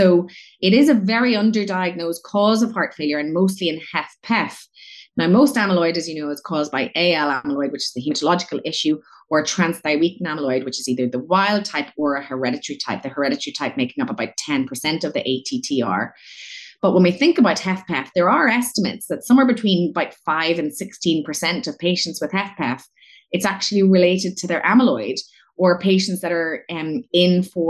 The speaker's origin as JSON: {"language": "English", "region": "Northern Ireland", "country": "United Kingdom", "moved": "as an adult", "said": "I am from Northern Ireland, but I only moved back to Northern Ireland after training abroad for many, many years in 2018"}